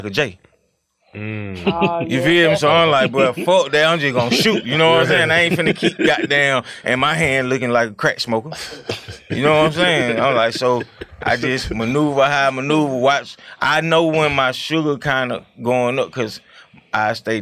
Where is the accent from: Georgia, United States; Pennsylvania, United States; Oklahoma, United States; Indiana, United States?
Georgia, United States; Atlanta; We come from Mountain Park off Custer Avenue.